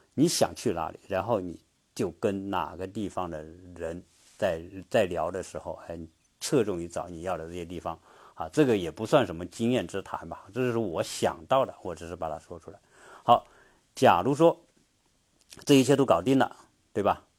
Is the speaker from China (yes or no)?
yes; China; 我们中国人做任何事情都找关系